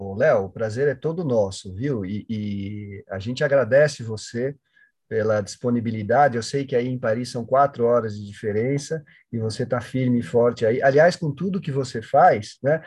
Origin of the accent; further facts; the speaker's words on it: São Paulo, Brazil; eu também nasci aqui na Zona Sul de São Paulo